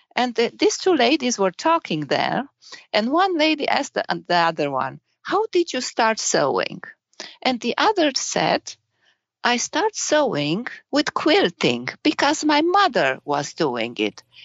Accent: Romania; English is a second language; moved away as an adult; now in Germany; I was born in Romania and I grew up in Romania

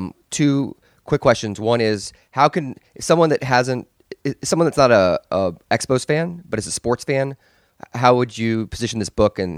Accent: Des Moines, Iowa, United States; I grew up in Des Moines, Iowa.

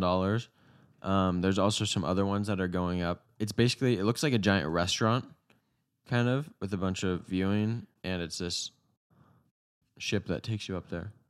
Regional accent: United States; We're Americans

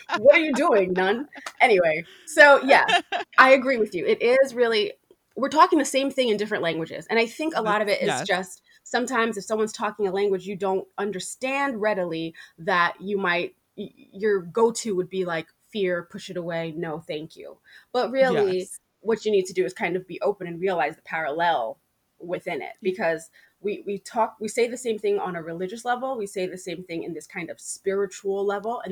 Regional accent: New York, United States; I'm a New Yorker

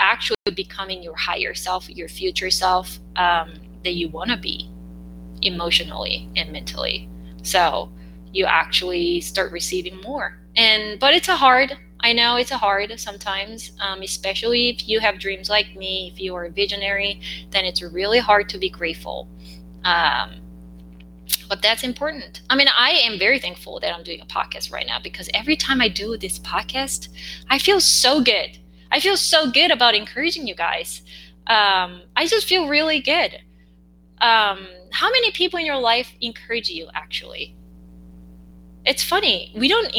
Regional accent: South Korea; English is a second language

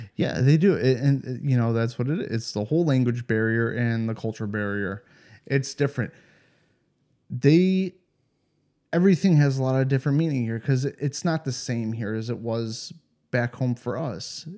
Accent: Cleveland, Ohio, United States; moved away as an adult; now in Europe; I come from Cleveland

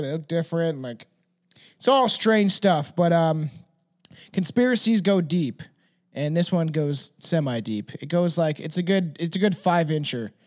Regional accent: Canada; as a Canadian.

